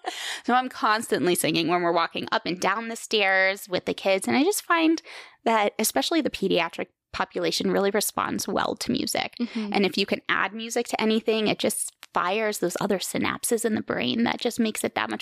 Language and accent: English; New York, United States; also born or lived in Germany / Virginia / Colorado / Kansas; So I was born in Germany. I've lived in New York, Virginia, Colorado, Kansas, Oklahoma. But I truly do call New York my home just because we lived there for so long in the Hudson Valley.